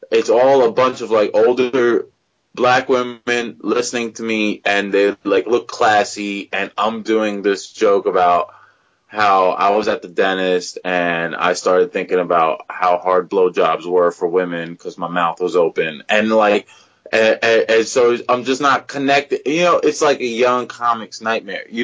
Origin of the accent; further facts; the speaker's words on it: Pakistan; I'm like, uh, I'm from Pakistan he's like, "Oh, you were saying you good," and then the security let me go. You know, otherwise, if I had not been a, from Pakistan, if I say India